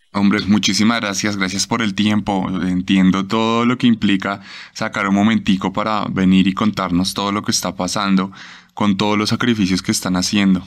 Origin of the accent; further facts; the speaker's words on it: Colombia; mi país